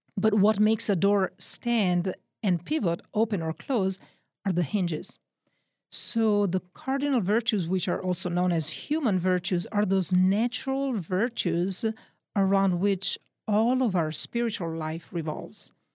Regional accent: Milan, Lombardy, Italy; accent: Northern Italian; English is a second language; moved away; also born or lived in Texas; I'm from Italy, Northern Italy. Grew up in the Diocese of Milan

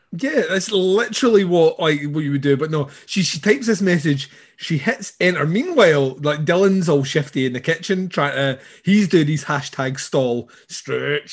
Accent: Scotland, United Kingdom; I'm Scottish

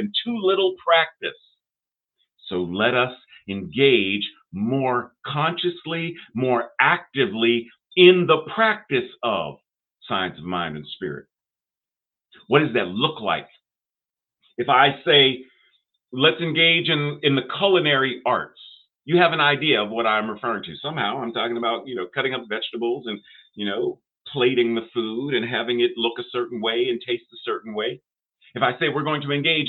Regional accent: Pittsburgh, Pennsylvania, United States; I grew up in Pittsburgh, had a lot of Jewish friends

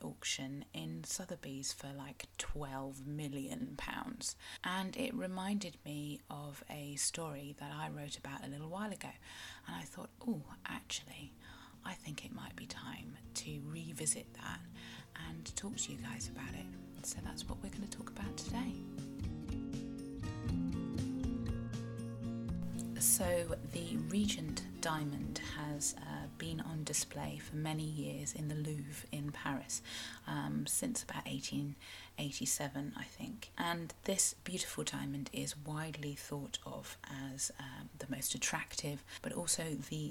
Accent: Cornwall, South West England, United Kingdom; I am a Cornish writer and blogger

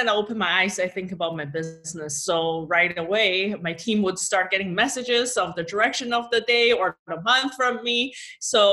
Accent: China; moved away; I'll probably explore my home country. I'm from China.

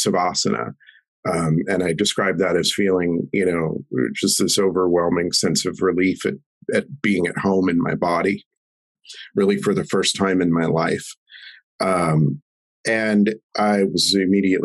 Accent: Denver, Colorado, United States; I grew up in Denver

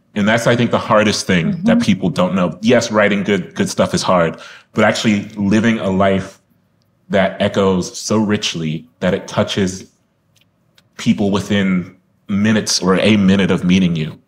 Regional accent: Columbus, Ohio, United States; I'm from Columbus

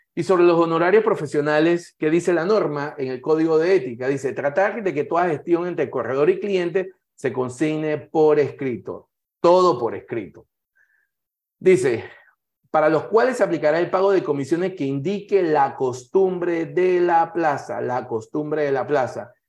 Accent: Panama; como panameño y como profesional que participo en esta actividad

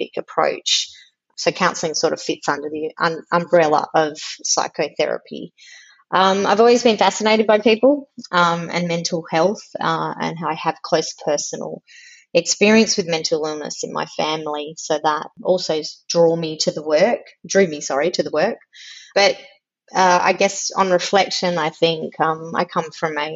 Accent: Melbourne, Victoria, Australia; now in Canberra, Australia; I live in Canberra. I was born in Melbourne. I still consider myself from Melbourne, even though I've lived in Canberra many, many years

